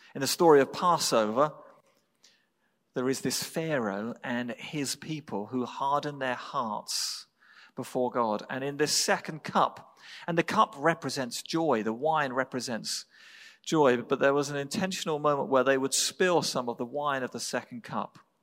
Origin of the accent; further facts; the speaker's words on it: England, United Kingdom; moved away; I was born in England